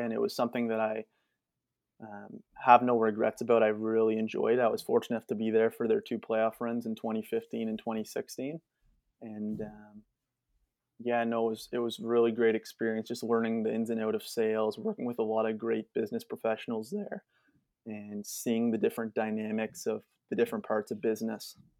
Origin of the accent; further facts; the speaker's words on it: Whitby, Ontario, Canada; I'm actually from Whitby